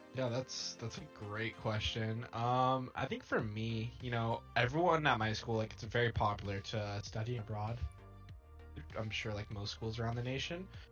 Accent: United States; I'm American

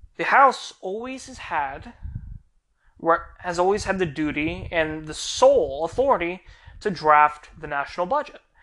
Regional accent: United States; also born or lived in Florida; We, as the American people

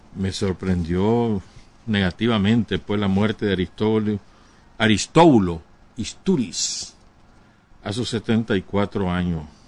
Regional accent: Nicaragua; yo soy nicaragüense

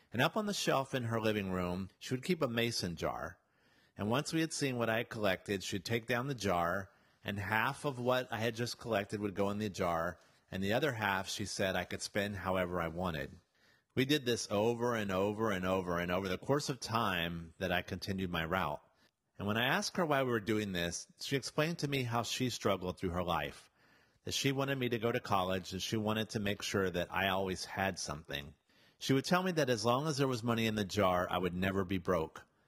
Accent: the South, United States; Yes, I was from the South.

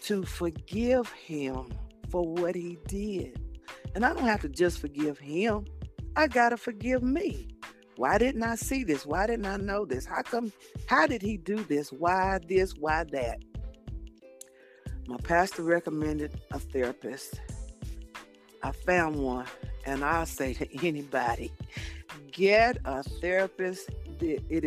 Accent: Nashville, Tennessee, United States; I'm from Nashville, Tennessee.

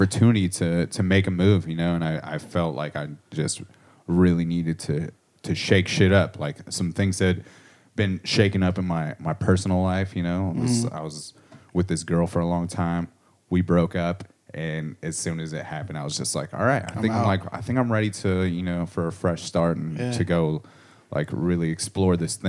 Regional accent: Corona, California, United States; moved away as an adult; also born or lived in Panorama City, Los Angeles; I grew up in Southern California

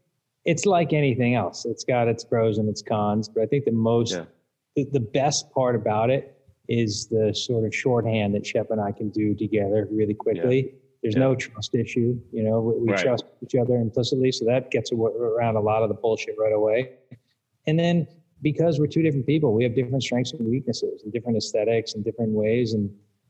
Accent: Connecticut, United States; Where we grew up in Connecticut, it's not so different than Wellesley

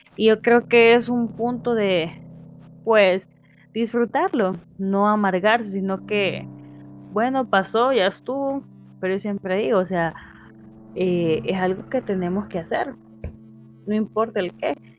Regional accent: El Salvador; como salvadoreños tenemos ese derecho

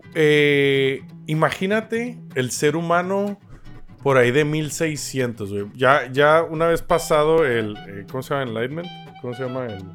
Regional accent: Tijuana, Baja California, Mexico; moved away; Yo nací en Tijuana, güey, México, frontera con Estados Unidos. Para mí, Estados Unidos, cuando crecí, era el primer mundo y era el objetivo a llegar, porque pues de ahí soy

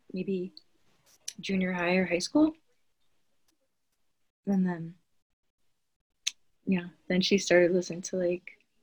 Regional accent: New Jersey, United States; moved away as an adult; also born or lived in Santa Barbara, California / Big Sur, California; I grew up in New Jersey. And then when I was 18, I moved to California

